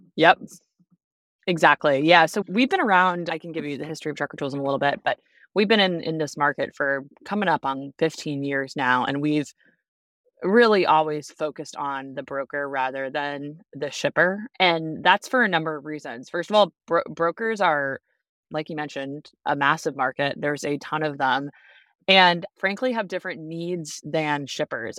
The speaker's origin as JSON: {"language": "English", "town": "Boston", "region": "Massachusetts", "country": "United States", "tie": "born or raised there", "also_born_or_lived": "Washington, D.C.", "moved": "as an adult", "lives_now": "Chicago, United States", "said": "I'm from the East Coast originally, even though I live in the Midwest now. I grew up in Boston"}